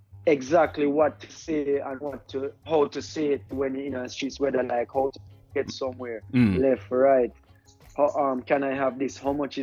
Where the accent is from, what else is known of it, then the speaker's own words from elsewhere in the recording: Tanzania; also born or lived in Jamaica; But yeah, growing up in Africa was special because it gives you a very unique experience.